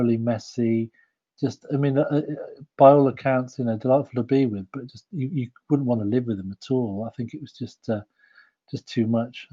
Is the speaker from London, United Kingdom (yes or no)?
no; Yorkshire and the Humber, United Kingdom; I'm from Yorkshire